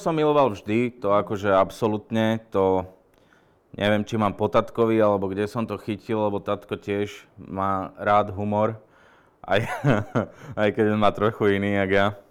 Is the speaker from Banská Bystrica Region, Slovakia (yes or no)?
yes; Lučenec, Banská Bystrica Region, Slovakia; moved away as an adult; now in Bratislava, Slovakia; Tak ja som pôvodom z Lučenca, tam sa stále cítim akože doma